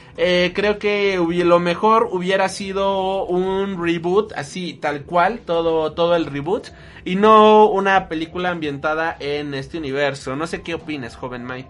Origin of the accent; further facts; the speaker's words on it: Mexico; nosotros somos mexicanos, nosotros siendo mexicanos